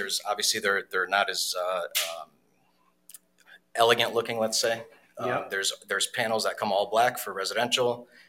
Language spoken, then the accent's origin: English; Wolcott, Connecticut, United States; born or raised there; also born or lived in Poland / Skowhegan, Maine